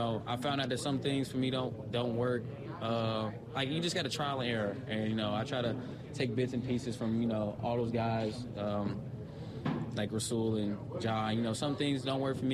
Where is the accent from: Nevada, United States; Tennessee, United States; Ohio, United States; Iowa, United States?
Ohio, United States; Cincinnati; moved away as an adult; now in Green Bay, United States; I'm from Cincinnati